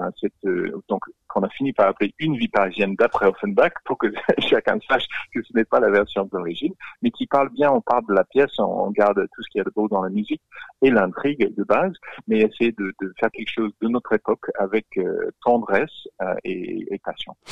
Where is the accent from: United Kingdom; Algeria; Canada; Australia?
Australia; accent: Australian; French is a second language; now in France; je, suis australien, vous l'entendez de mon accent.